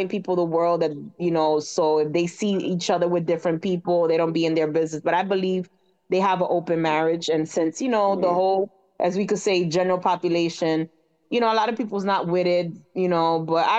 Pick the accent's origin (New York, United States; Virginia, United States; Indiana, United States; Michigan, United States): New York, United States; New York City; also born or lived in Dominican Republic; I'm born and raised in New York City, so I'm pretty much in the New York, New Jersey area